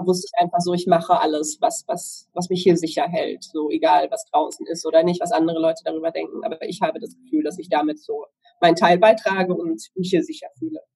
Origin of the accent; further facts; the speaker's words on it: Southern Germany, Germany; Ich komme aus Süddeutschland.